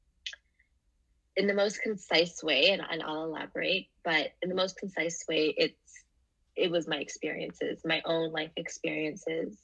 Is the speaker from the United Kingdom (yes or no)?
no; Canada; also born or lived in Singapore; And I was born in Singapore. And when I was 3, I immigrated here to Canada